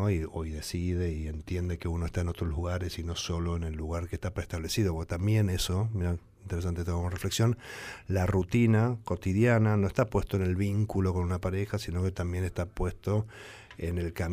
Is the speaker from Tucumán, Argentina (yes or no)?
yes; Tucumán, Argentina; yo soy de Tucumán